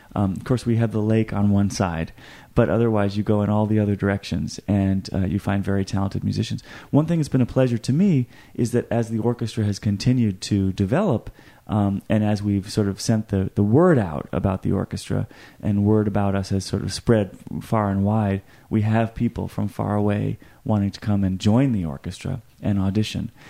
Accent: Boston, Massachusetts, United States; moved away as an adult; also born or lived in Connecticut; now in Michigan, United States; I'm from Boston originally, um, went to high school there, public high school

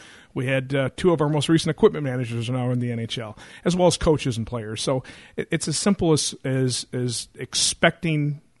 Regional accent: Muskegon, Michigan, United States; Well, Jason, I'm a Muskegon guy. I was born in Muskegon, went to Mona Shores, went to community college for a couple of years, and ended up finishing up my degree at Michigan State.

